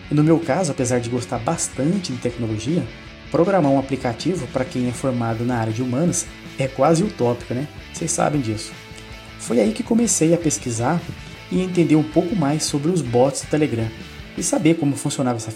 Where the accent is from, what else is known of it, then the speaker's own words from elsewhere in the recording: Pindamonhangaba, São Paulo, Brazil; sou aqui do município de Pindamonhangaba, estado de São Paulo cidade que fica entre o eixo Rio e São Paulo.